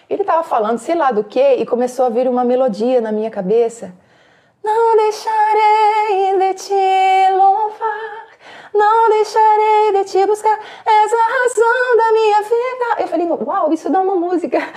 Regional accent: Casa Branca, São Paulo, Brazil; moved away as an adult; now in Ubatuba, Brazil; eu cresci eu sou de Casa Branca, interior de São Paulo

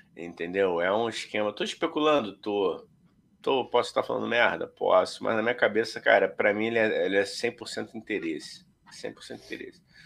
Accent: Rio de Janeiro, Brazil; A gente é do Rio de Janeiro

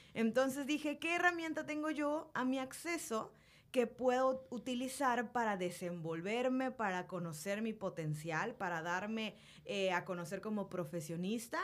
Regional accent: Mérida, Yucatán, Mexico; yo nací en Mérida, he vivido en esta ciudad toda mi vida

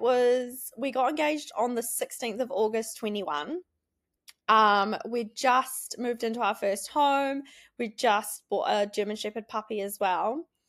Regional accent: Wanaka, Otago, New Zealand; we grew up in Wanaka, um, went to Wanaka Primary School

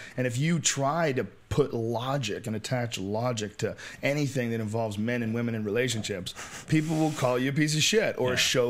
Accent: Massachusetts, United States; accent: Boston; I had a Boston accent for a while. I got rid of my Boston accent.

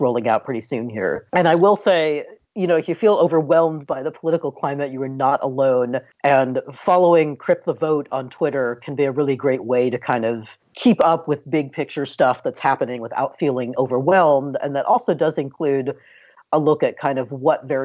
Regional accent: California, United States; my home state of California

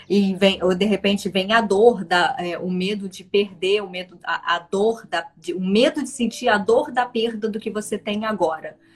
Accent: Paraná, Brazil; Sou do Paraná, de Conselheiro Ma é isso, né?

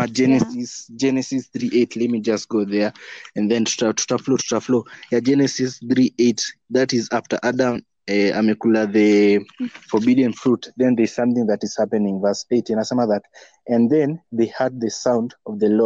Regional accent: Western, Kenya; I'm from Western.

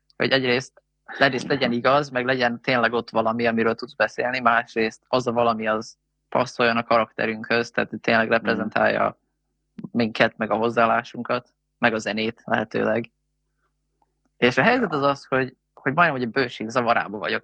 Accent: Hungary; magyarok vagyunk

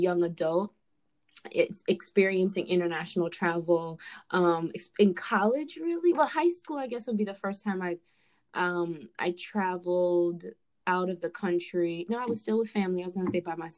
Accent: Fort Lauderdale, Florida, United States; moved away as an adult; also born or lived in New York / Virginia; now in Washington, D.C. area, United States; I am originally born in New York, but raised in South Florida. So I was raised in Fort Lauderdale

